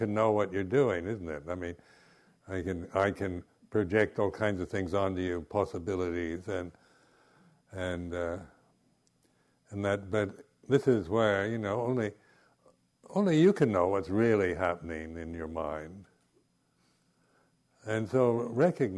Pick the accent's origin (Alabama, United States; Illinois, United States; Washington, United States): Washington, United States; Seattle; also born or lived in Southern California; now in England; these friends of my parents when I grew up in Seattle, and then when my parents moved to Southern California